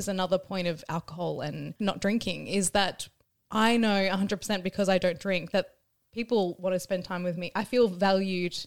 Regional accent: Ireland; I'm Irish

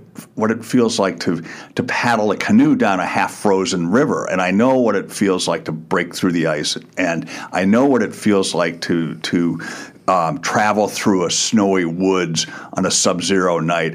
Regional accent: Wisconsin, United States; now in Montana, United States; I grew up in Wisconsin

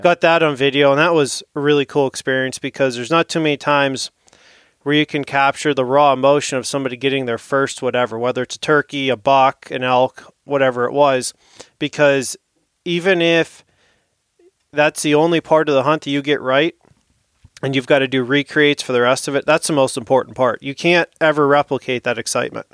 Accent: St. Marys, Pennsylvania, United States; I'm from Saint Mary's, Pennsylvania

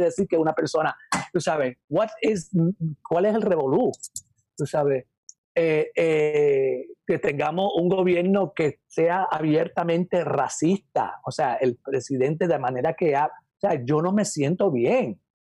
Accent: Puerto Rico; moved away as an adult; also born or lived in New York, United States; now in United States; yo no nací en Puerto Rico, yo nací acá en Estados Unidos, yo nací en Nueva York. Este, yo soy New Yorkican

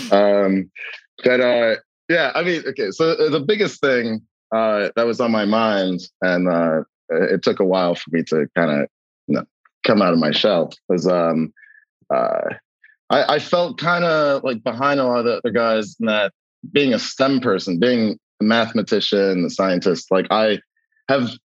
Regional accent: New York City, New York, United States; accent: American; I grew up near Costars Bialy's on Grand Street

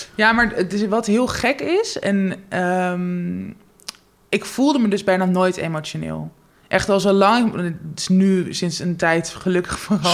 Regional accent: Netherlands; ik ben geboren in Nederland. Met, mijn moeder is Nederlands, mijn vader is Joegoslavisch

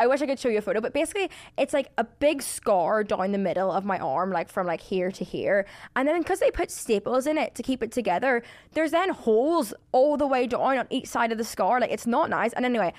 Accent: Ireland; Like, I don't get me wrong, I'm Irish, I love drinking.

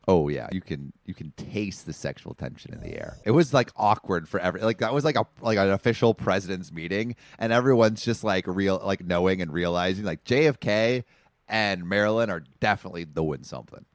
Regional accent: Los Angeles, California, United States; Woodland Hills, like my, my hometown

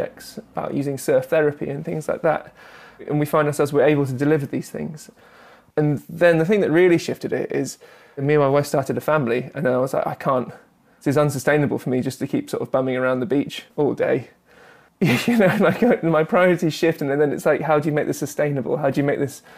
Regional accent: South Devon, South West England, United Kingdom; moved away; I grew up in South Devon

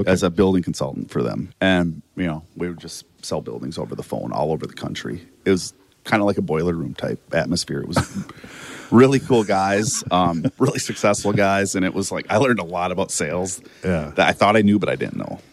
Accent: Watertown, South Dakota, United States; I grew up in Watertown, South Dakota

